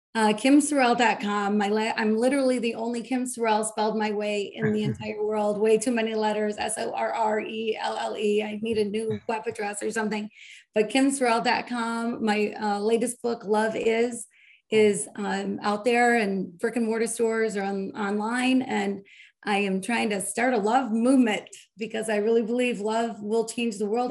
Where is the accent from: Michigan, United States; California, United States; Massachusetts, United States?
Michigan, United States; I'm from Michigan